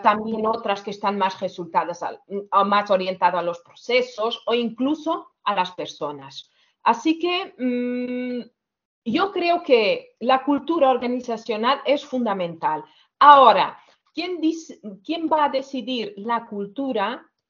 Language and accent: Spanish; Portugal; Spanish is a second language; moved away as an adult; now in Barcelona, Spain; yo soy portuguesa, llevo 17 años aquí en, España, en Barcelona